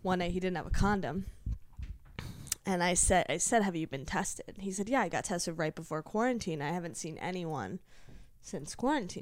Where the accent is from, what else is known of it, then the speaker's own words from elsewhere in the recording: Virginia, United States; moved away; also born or lived in Los Angeles, United States; I'm from Virginia